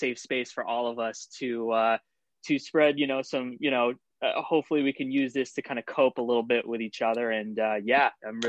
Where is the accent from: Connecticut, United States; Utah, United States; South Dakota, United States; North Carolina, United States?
Connecticut, United States; New Britain; I know you weren't born in Connecticut. Shout out New Britain. I was.